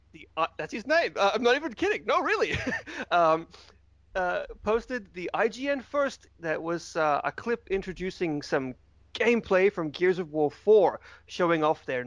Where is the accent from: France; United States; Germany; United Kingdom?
United Kingdom; Wales; I'm from Wales.